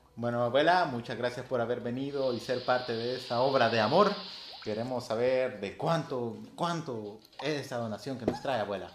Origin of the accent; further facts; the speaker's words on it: El Salvador; hay que ayudarnos como hermanos salvadoreños